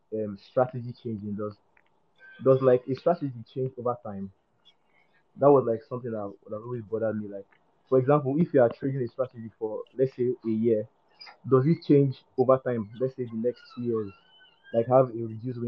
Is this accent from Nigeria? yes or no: yes; Nigeria; I'm from Nigeria.